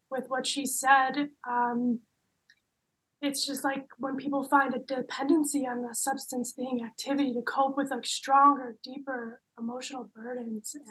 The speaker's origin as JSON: {"language": "English", "town": "Clyde", "region": "North Carolina", "country": "United States", "said": "I go with she, her pronouns. I am from Clyde, North Carolina, and that is a little outside of Asheville."}